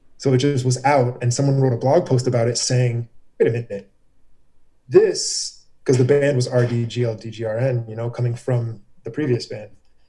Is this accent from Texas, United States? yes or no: no; Herndon, Virginia, United States; also born or lived in Reston; Green was because I came from Herndon, moved into Reston to go to South Lakes.